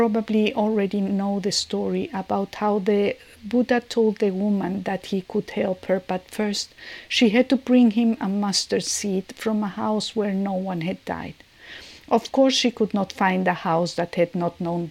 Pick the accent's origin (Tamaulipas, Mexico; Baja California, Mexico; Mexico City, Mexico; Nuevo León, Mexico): Mexico City, Mexico; now in San Francisco, United States; I'm from Mexico City and I am living now in San Francisco